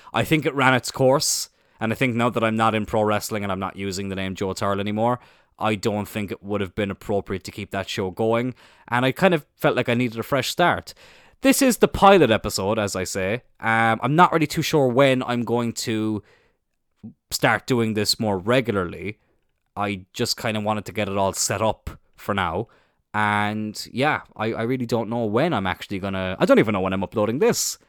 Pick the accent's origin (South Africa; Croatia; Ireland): Ireland; Cloyne, Munster; I'm from Cline in East Cork, little village, uh, just outside of Middleton.